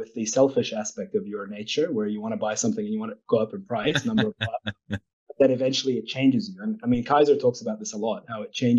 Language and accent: English; Newcastle, North East England, United Kingdom; born there; I was born in Newcastle, and my parents were Palestinian refugees from the 1948.